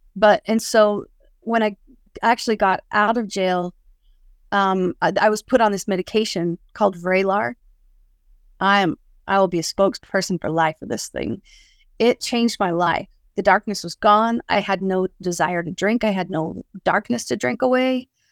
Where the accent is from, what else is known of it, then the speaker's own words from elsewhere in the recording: West Valley City, Utah, United States; I grew up in Salt Lake, at uh, West Valley City.